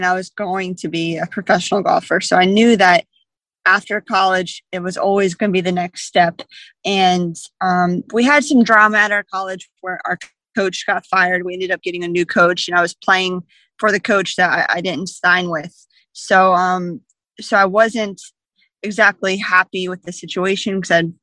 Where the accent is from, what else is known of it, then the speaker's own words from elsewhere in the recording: Jacksonville, Florida, United States; I was 10 years old in a summer camp in my hometown of Jacksonville, Florida